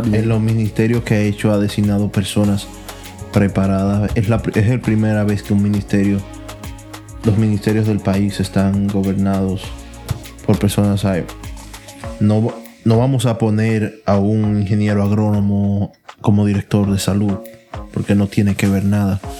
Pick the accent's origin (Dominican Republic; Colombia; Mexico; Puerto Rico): Dominican Republic; moved away; otros somos dominicanos de pura cepa